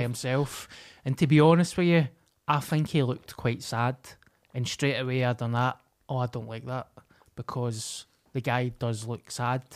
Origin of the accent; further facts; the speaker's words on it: Glasgow, Scotland, United Kingdom; I come from Glasgow.